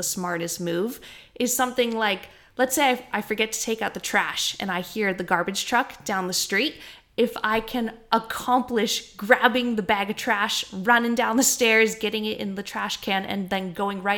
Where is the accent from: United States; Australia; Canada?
Canada; moved away; I'm from Canada